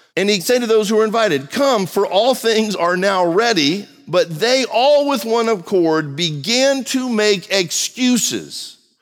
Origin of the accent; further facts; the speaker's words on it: United States; I was born in America